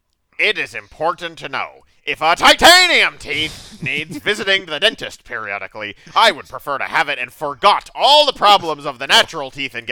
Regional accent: Spain; English is a second language; I'm from Spain. Maybe my English is not perfect. I am 25, and I am male

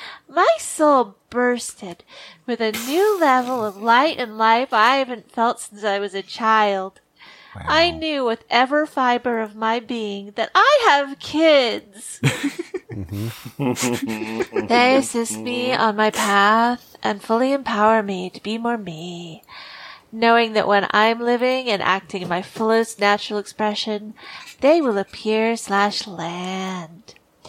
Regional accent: Sedona, Arizona, United States; I'm from Sedona, Arizona.

